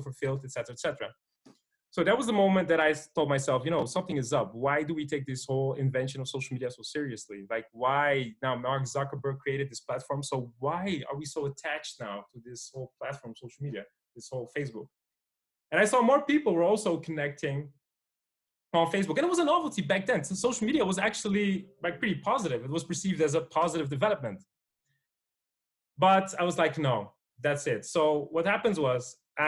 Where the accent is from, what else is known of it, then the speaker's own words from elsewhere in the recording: Amsterdam, North Holland, Netherlands; So I'm from Holland, from Amsterdam.